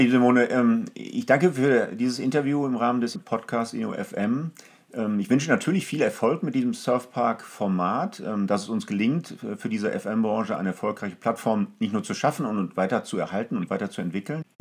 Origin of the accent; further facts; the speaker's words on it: Essen, North Rhine-Westphalia, Germany; Also ich weiß zum Beispiel, in meiner Heimatstadt Essen hat die Essen Motorshow tatsächlich mit solchen neuen Themen gearbeitet